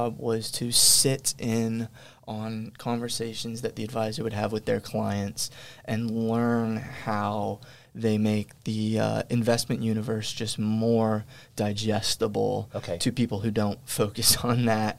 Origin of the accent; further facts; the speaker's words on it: Sacramento, California, United States; also born or lived in Los Angeles; just wanted to get back up home where I was raised in Sacramento